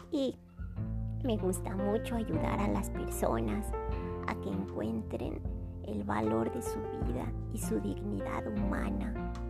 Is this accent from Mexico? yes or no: yes; Guadalajara, Jalisco, Mexico; also born or lived in Playa del Carmen, Quintana Roo; Yo nací en Playa del Carmen, Quintana Roo, pero después nos venimos a vivir acá, a Guadalajara.